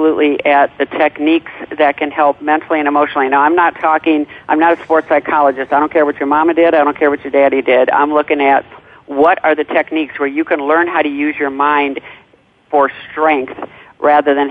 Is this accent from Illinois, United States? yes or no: yes; Chicago, Illinois, United States; I'm from Chicago